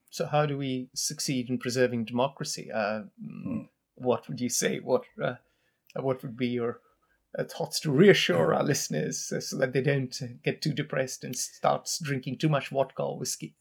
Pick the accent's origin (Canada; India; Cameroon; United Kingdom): India; now in United States; I come from India.